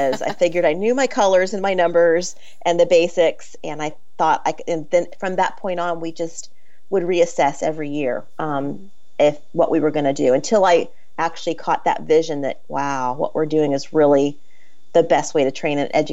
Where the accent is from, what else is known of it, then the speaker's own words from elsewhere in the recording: Florida, United States; I grew up in Florida